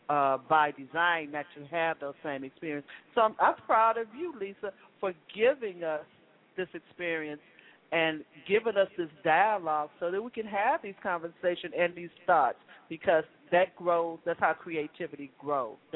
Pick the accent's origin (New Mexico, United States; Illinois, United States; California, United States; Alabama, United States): Illinois, United States; Chicago; because I'm from Chicago.